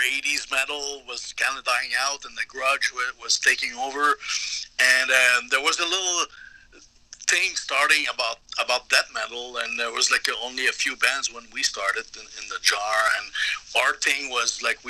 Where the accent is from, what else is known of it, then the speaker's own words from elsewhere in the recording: Canada; moved away as an adult; now in Dallas, United States; I'll try to represent my fellow Canucks.